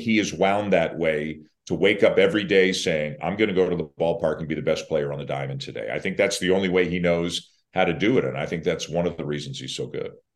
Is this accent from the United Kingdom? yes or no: no; Canada; I'm Canadian